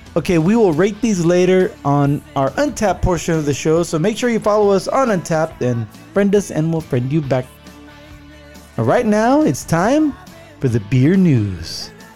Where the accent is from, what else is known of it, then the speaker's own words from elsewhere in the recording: Santa Clara, California, United States; moved away; growing up in the Bay Area.